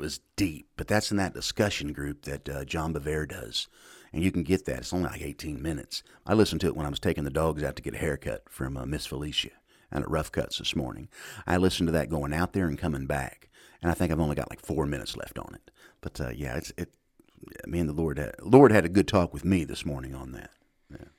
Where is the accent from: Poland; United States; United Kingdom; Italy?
United States; I'm a Christian before I'm an American